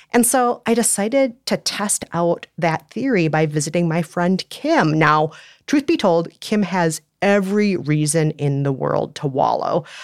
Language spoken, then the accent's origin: English; Minnesota, United States; moved away; I'm Minnesotan